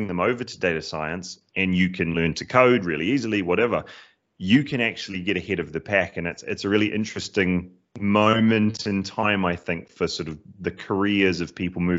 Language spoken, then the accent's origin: English; New Zealand; accent: cross between British and Kiwi; So I am originally from New Zealand, which is why there's a bit of an odd accent there, a bit of a cross between British and Kiwi there.